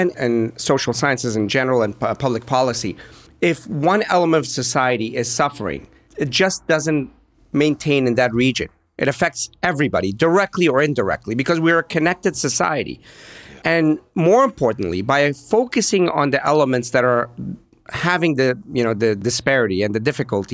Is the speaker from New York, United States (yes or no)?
no; Pittsburgh, Pennsylvania, United States; I grew up in Pittsburgh